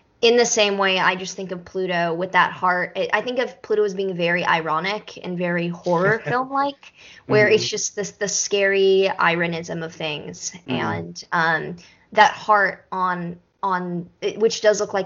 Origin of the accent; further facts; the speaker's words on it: Texas, United States; I do speak Spanish growing up in Texas